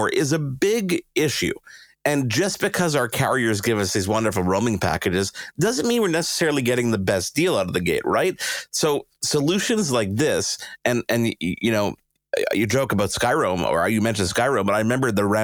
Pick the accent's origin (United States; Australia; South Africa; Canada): Canada; I felt like we were being throttled as a Canadian